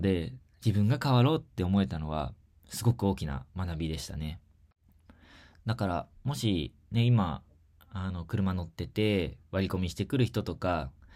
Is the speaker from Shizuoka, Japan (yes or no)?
yes; Shizuoka, Japan; 地元の静岡で